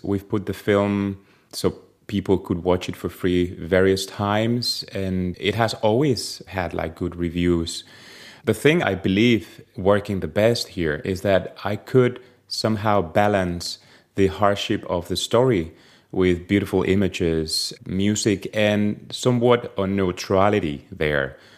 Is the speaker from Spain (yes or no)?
yes; Spain; moved away as an adult; now in Denmark; I'm from Spain